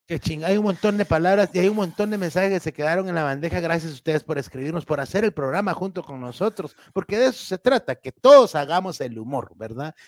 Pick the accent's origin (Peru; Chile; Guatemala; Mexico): Guatemala; aquí en Guatemala